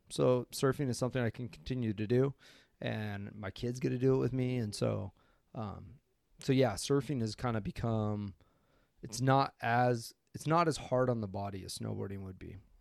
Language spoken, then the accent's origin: English; Coeur d'Alene, Idaho, United States; moved away as an adult; also born or lived in Boys Town, Nebraska; now in Maui, United States; grew up in Coeur d'Alene, Idaho, and currently live in Maui, Hawaii